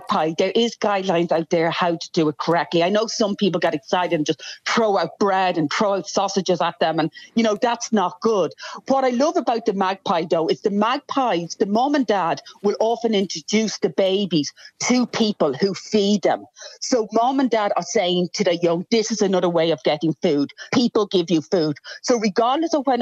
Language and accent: English; Ireland; also born or lived in United Kingdom; now in Australia; I grew up in Ireland and did most of my education in the UK